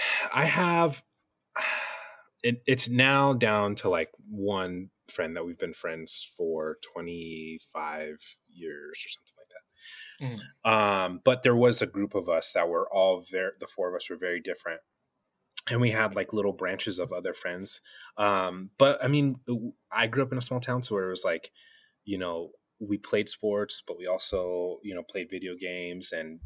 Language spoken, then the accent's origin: English; New Mexico, United States; In New Mexico.